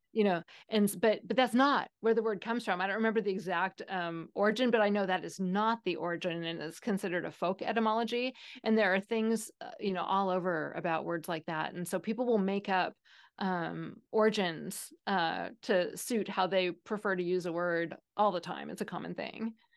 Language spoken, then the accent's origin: English; Seattle, Washington, United States; I am from Seattle, where "you guys" is the typical, um, plural